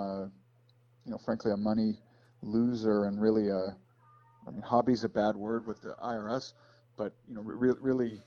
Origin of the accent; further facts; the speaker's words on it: Chicago, Illinois, United States; I grew up outside Chicago, Illinois.